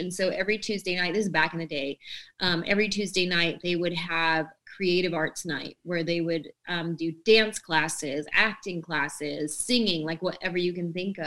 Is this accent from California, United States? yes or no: yes; San Jose, California, United States; moved away; also born or lived in Los Angeles, California; I grew up in San Jose, California, and I wanted to be an actress